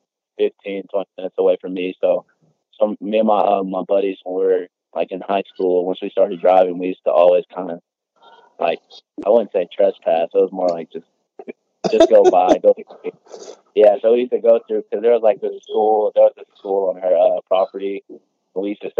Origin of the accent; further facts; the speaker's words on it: Nashville, Tennessee, United States; also born or lived in Franklin, Tennessee; I'm from Nashville, but I moved to Franklin because I went to private school, so it's easier to move there